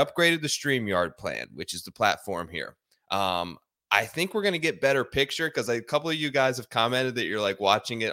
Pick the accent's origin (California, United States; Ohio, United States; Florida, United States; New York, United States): Ohio, United States; Growing up in Ohio